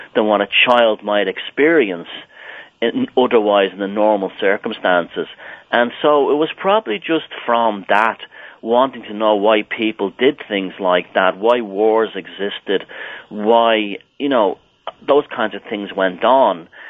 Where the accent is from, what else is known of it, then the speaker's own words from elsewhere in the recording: Ireland; as a little boy in Ireland, I was growing up when the troubles here, what they called the troubles here, were going on in Northern Ireland. Even though I grew up in Southern Ireland